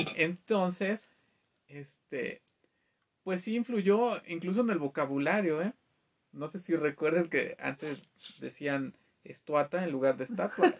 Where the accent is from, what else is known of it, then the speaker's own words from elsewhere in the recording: Mexico; como mexicano